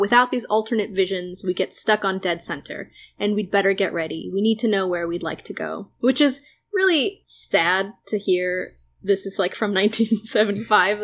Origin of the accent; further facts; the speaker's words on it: Israel; I'm Jewish and from Israel.